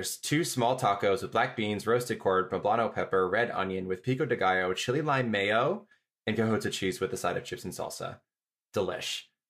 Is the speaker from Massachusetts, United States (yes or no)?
yes; Massachusetts, United States; I was born and raised on Dunkin' Donuts. I'm from Massachusetts.